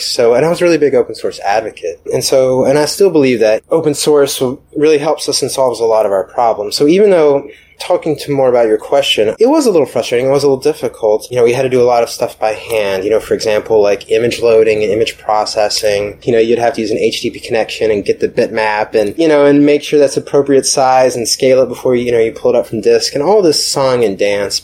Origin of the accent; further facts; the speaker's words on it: Atlanta, Georgia, United States; moved away as an adult; also born or lived in New York; I'm from Atlanta originally